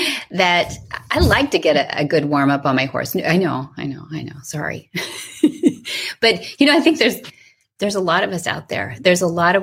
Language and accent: English; Solvang, California, United States; I'm hailing from Solvang, California